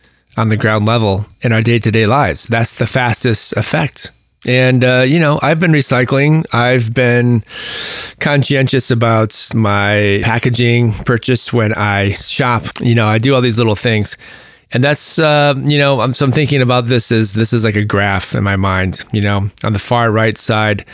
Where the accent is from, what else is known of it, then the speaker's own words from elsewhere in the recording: United States; what defines us, you know, particularly in this country as American